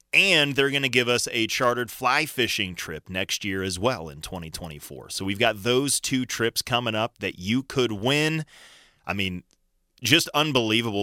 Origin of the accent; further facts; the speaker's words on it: Colorado Springs, Colorado, United States; also born or lived in Boise, Idaho; I grew up in Colorado Springs.